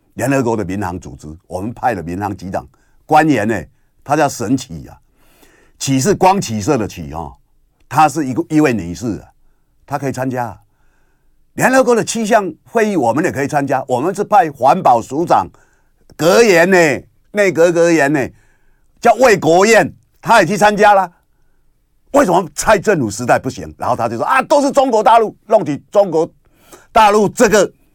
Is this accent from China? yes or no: no; Kinmen County, Taiwan; 我是福建金门岛啊。那我们也是从那里来，我祖先也是，我们也是黔州人啊。我们从那里过来